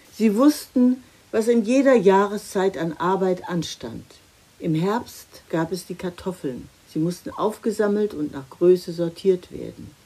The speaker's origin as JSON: {"language": "German", "country": "Germany", "said": "bei uns in Deutschland"}